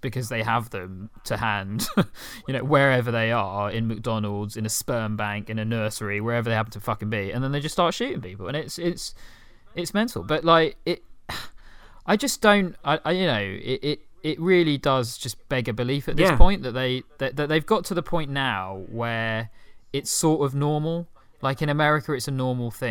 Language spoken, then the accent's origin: English; United Kingdom; I'm fundamentally a British guy